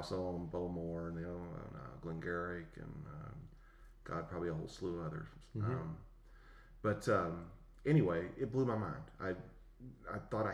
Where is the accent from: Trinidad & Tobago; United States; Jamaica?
United States; West Virginia; I grew up in West Virginia